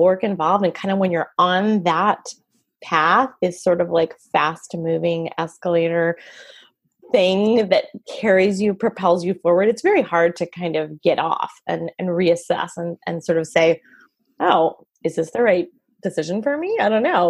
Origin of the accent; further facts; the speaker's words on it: Montreal, Quebec, Canada; now in United States; I'm from Montreal, Canada. So I speak French too. And I just became a citizen last year